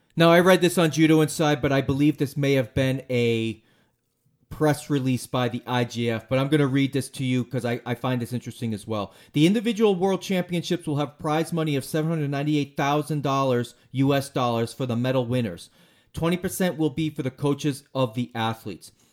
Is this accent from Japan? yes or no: no; United States; I'm an American